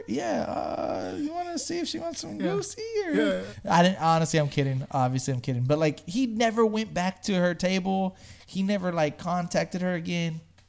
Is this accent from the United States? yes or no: yes; Smithville, United States; I'm from Smithville.